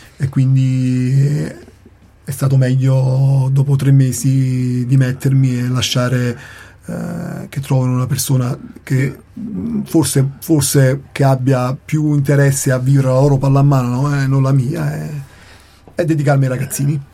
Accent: Naples, Campania, Italy; now in Trento, Italy; io che sono Partenopeo di Napoli

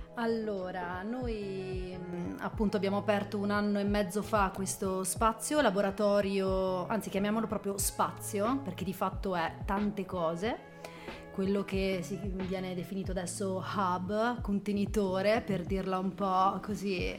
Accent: Trentino-Alto Adige, Italy; also born or lived in Germany; qua da noi in Trentino

